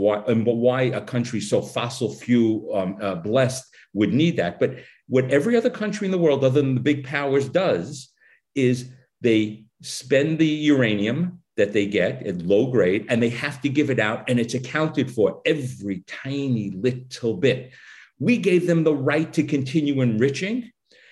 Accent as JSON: {"language": "English", "country": "United States", "said": "I'm an American"}